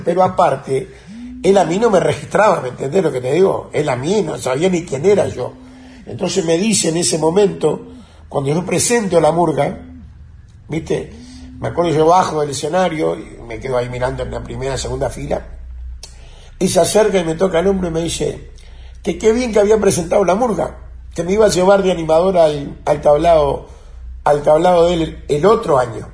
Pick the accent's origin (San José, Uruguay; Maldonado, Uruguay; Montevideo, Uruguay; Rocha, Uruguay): Montevideo, Uruguay; yo me crié en Maroña, en Corral y Centenario